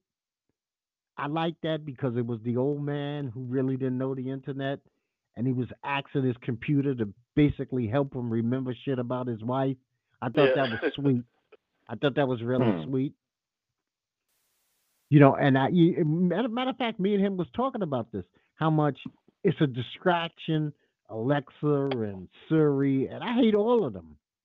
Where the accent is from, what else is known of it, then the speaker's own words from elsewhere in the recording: United States; This is my country. I don't have another country.